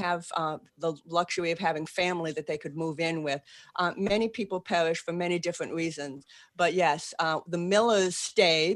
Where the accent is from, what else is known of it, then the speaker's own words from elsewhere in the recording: Boston, Massachusetts, United States; accent: Boston; moved away as an adult; now in New Orleans, United States; I am. That's where I can park the car in the yard. And I still have a Boston accent.